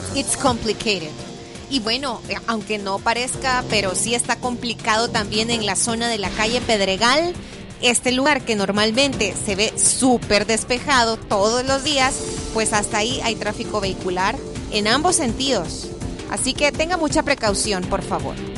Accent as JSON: {"language": "Spanish", "country": "El Salvador", "said": "nosotros como salvadoreños"}